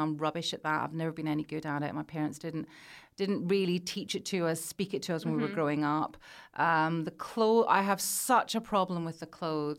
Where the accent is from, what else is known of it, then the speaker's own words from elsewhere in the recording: Scotland, United Kingdom; Oh, I'm from Scotland, and they just look at you like, yeah, but that's not what I meant.